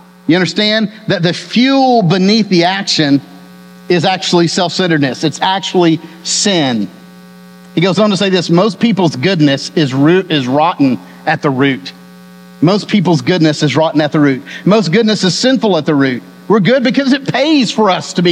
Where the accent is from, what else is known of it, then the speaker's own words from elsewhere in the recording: Texas, United States; I was born and raised in Texas